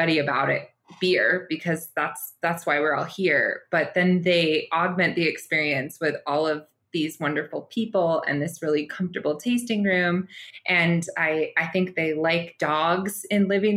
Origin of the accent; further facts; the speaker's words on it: Littleton, Colorado, United States; moved away; it's located in my hometown